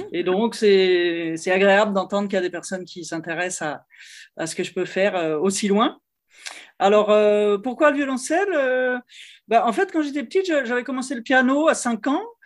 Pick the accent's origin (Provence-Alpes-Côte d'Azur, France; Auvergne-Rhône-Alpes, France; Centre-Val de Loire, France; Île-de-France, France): Auvergne-Rhône-Alpes, France; Lyon; now in Paris, France; je suis originaire de Lyon, donc c'est la, deuxième ville de, France